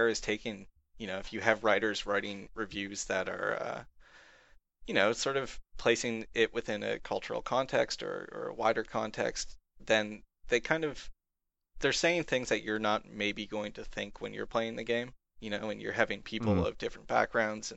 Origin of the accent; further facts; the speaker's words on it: Canada; I'm a Canadian